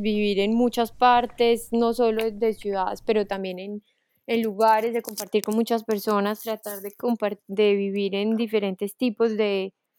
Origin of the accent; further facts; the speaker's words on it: Manizales, Caldas, Colombia; moved away as an adult; also born or lived in Paris, France; now in France; soy de Manizales, soy eh, una colombiana muy, muy, muy, muy orgullosa de ser colombiana